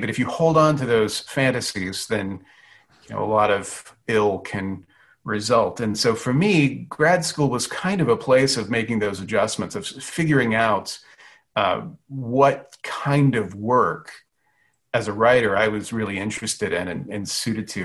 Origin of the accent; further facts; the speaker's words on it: Louisiana, United States; I was born in Louisiana, grew up in Louisiana